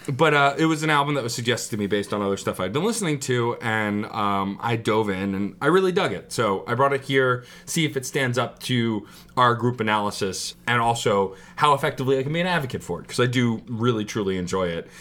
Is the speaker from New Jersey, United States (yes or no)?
no; New York City, New York, United States; also born or lived in Staten Island, New York; I was born in Brooklyn, then moved to Staten Island. So technically my hometown is still Brooklyn.